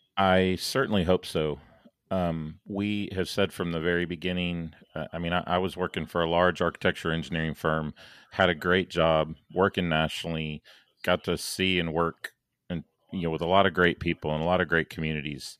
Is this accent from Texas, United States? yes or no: no; St. Louis, Missouri, United States; now in Dallas, United States; I was born in St. Louis, so I have uh, a lot of friends and family still up in St. Louis, Kansas City, Chicago, that that neck of the woods.